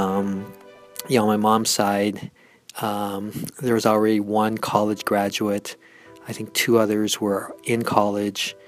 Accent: Seattle, Washington, United States; I was born and raised in Seattle

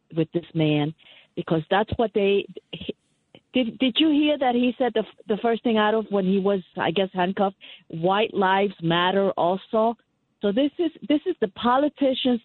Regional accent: New York, United States; I'm a New Yorker. I'm not in Buffalo

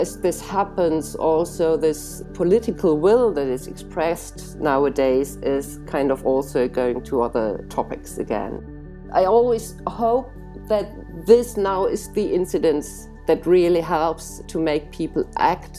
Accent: Cologne, North Rhine-Westphalia, Germany; my hometown, Cologne.

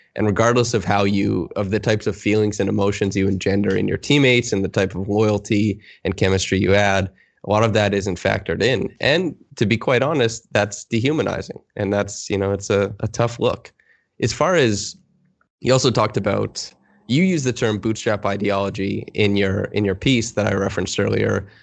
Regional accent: Saskatchewan, Canada; I'm from Saskatchewan

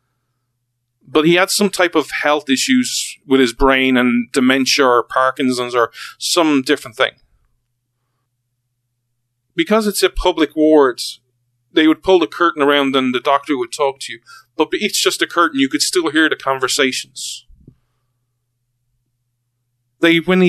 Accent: Ireland; we're Irish

